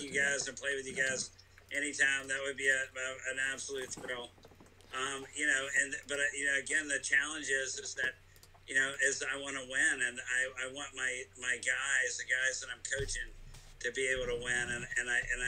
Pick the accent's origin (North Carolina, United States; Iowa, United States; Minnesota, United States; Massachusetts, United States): North Carolina, United States; Greenville; I'm from Greenville.